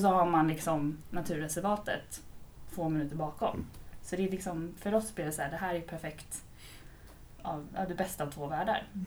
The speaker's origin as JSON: {"language": "Swedish", "town": "Vaxholm", "region": "Stockholm County", "country": "Sweden", "tie": "born or raised there", "moved": "as an adult", "lives_now": "Jakobsberg, Sweden", "said": "jag är uppväxt eh, ute på Vaxholm"}